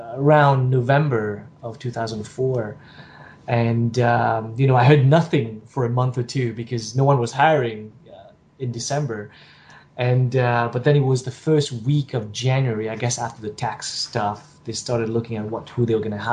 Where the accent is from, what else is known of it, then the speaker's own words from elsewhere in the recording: Mauritius; moved away as an adult; also born or lived in Singapore; I'm from Mauritius, which is a tiny little island off the coast of Madagascar. And I left Mauritius